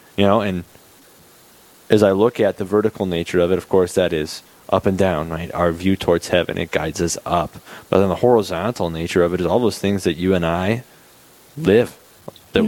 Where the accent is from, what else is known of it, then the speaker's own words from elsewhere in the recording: Bismarck, North Dakota, United States; now in Aberdeen, United States; I'm originally from Bismarck